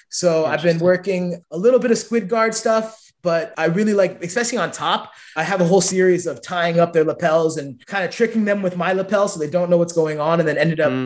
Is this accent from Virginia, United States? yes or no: no; San Francisco, California, United States; I'm from San Francisco. I know all the good food places.